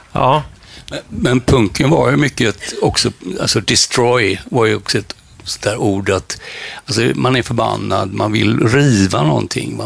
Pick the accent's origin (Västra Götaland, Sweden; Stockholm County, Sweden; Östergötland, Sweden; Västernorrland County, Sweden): Västra Götaland, Sweden; Gothenburg; jag kommer från Frölunda